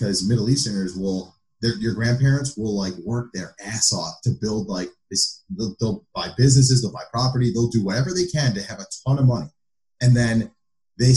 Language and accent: English; United States; I'm American first, and I guess I'm Arab second